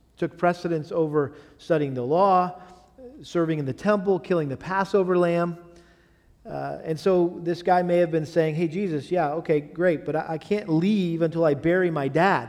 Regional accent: Massachusetts, United States; moved away; where I grew up in Massachusetts

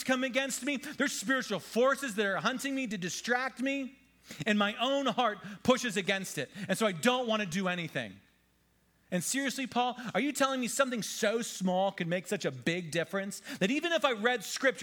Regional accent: Pennsylvania, United States; I'm from Pennsylvania

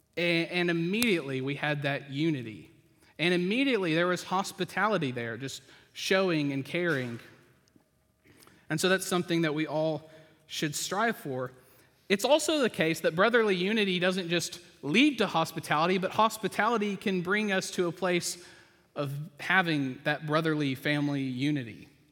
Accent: the South, United States; I grew up in the South

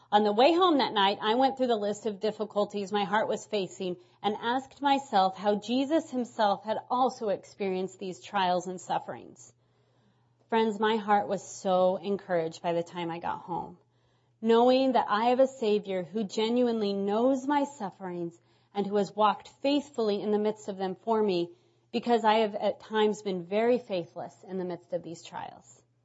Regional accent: Nebraska, United States; moved away as an adult; now in New England, United States; I'm from Nebraska, and two and a half years ago God called us to New, to New England

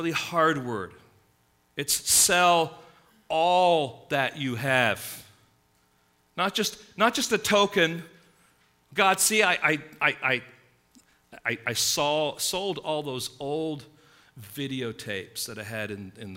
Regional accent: England, United Kingdom; now in United States; growing up in England, middle-class England

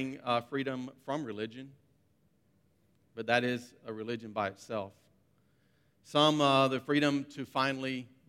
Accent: United States; moved away as an adult; now in Abu Dhabi, United Arab Emirates; I'm from the United States

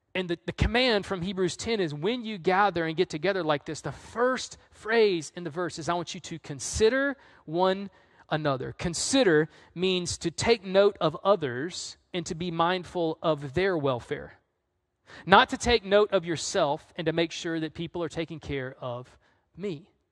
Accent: the South, United States; now in North Carolina, United States; I'm from the South.

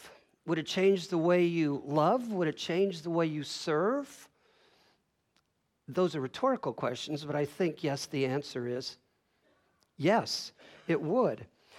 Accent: Illinois, United States; So I grew up in Northern Illinois, second largest city in Illinois.

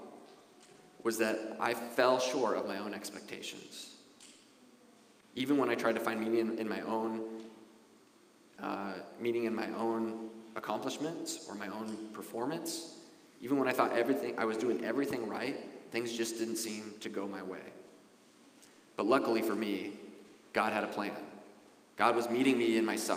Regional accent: Wasilla, Alaska, United States; moved away as an adult; also born or lived in Anchorage, Alaska; the life I had growing up in Wasilla, Alaska

